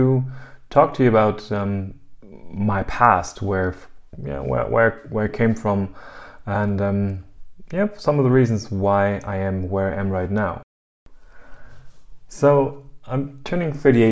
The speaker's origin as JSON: {"language": "English", "country": "Germany", "also_born_or_lived": "United States", "said": "I'm from Germany originally, and I'm living in Germany"}